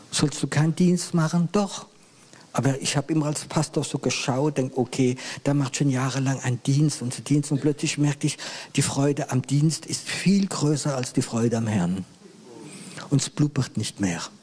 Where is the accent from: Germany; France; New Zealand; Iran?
France; Grand Est; ich bin Elsässer, bin Elsässer.